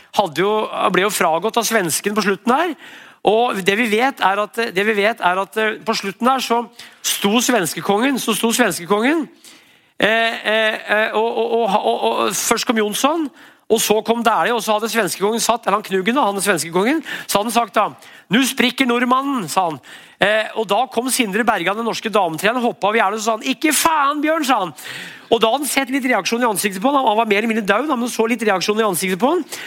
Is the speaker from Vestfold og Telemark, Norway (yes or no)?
no; Brumunddal, Innlandet, Norway; Jeg er fra Brumunddal